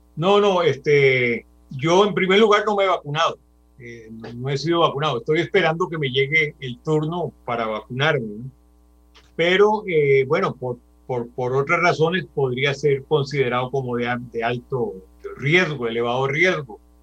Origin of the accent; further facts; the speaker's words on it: Costa Rica; moved away as an adult; also born or lived in Venezuela; soy nacido en Costa Rica, soy ciudadano costarricense por nacimiento y también por adopción venezolano